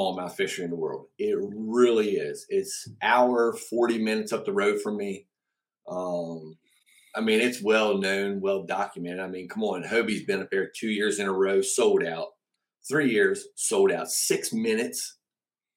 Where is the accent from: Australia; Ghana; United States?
United States; Cumberland, Maryland; moved away as an adult; also born or lived in Alabama; now in Winchester, United States; born and raised in Cumberland, Maryland